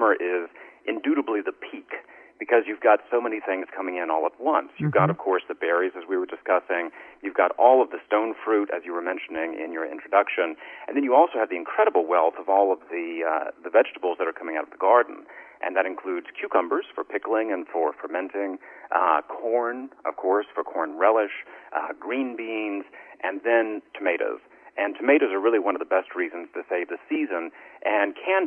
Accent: the South, United States; I grew up in the South. My grandparents were farmers in East Tennessee

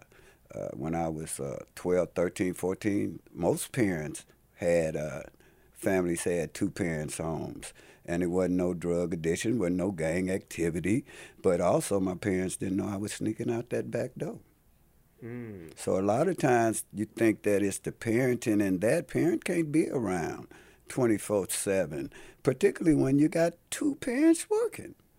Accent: Los Angeles, California, United States; I'm born and raised in Los Angeles, California

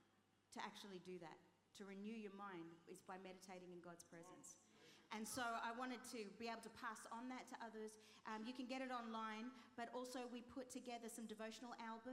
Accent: Australia; also born or lived in Chile (ancestry); now in United Kingdom; Chilean by descent. My parents are Chilean. So I've got the Latino vibe going on. Also, I was born in Australia

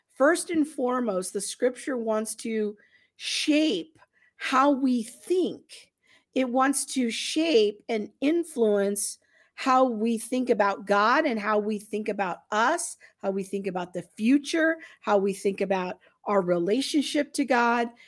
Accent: United States; us as American Christians in the twenty-first century

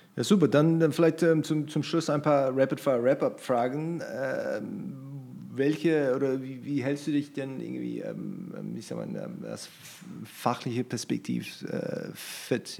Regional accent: New Zealand; German is a second language; now in Germany; ich komme aus, aus Neuseeland

